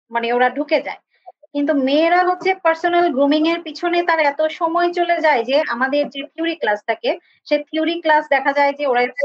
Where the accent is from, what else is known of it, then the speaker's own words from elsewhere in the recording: Comilla, Chittagong Division, Bangladesh; আমার শহর কিন্তু কুমিল্লা